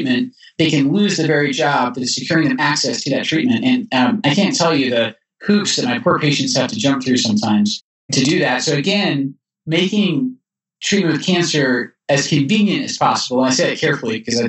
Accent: Edinburgh, Scotland, United Kingdom; also born or lived in Texas; now in Utah, United States; I was growing up as a boy in Scotland that going from Edinburgh, where I live, to see my grandmother in Glasgow

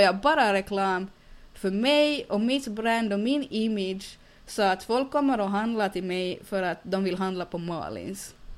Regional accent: Finland; accent: Finland-Swedish; jag kan inte bli någonting här i Finland, att jag är född på fel ställe och speciellt eftersom jag är finlandssvensk

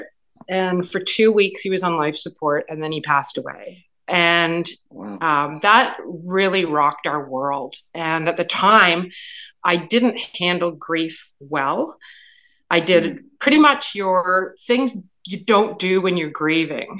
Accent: Kingston, Ontario, Canada; moved away as an adult; now in Leeds County, Canada; I grew up in Kingston

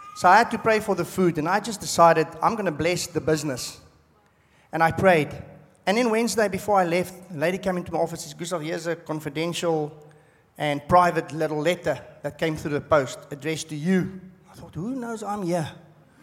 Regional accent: South Africa; moved away as an adult; now in Australia; I'm from South Africa

